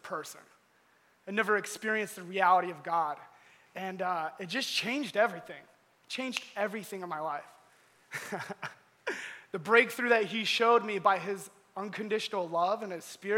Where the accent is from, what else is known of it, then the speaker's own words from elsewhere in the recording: Georgia, United States; moved away; also born or lived in Iowa; I grew up in Georgia